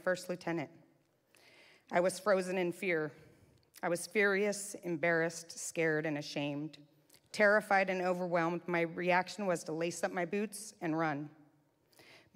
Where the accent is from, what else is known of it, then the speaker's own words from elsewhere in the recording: Modesto, California, United States; I was born in October of 1972 and raised in Modesto, California